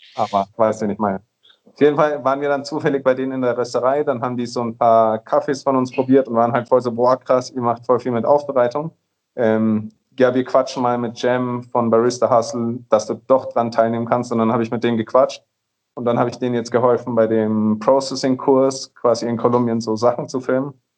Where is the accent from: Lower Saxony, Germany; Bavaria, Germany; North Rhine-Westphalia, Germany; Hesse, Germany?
Bavaria, Germany; Nuremberg; moved away as an adult; also born or lived in Vienna, Austria; now in Colombia; ich komme aus Nürnberg, ähm, habe in Wien studiert, in Österreich